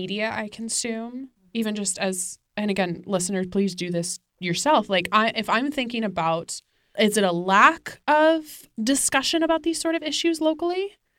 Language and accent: English; Tacoma, Washington, United States; I'm from Tacoma, Washington